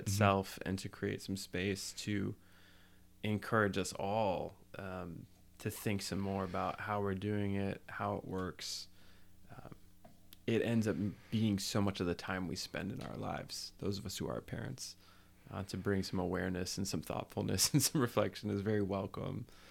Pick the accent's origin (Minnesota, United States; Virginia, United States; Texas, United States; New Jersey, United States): New Jersey, United States; I grew up in New Jersey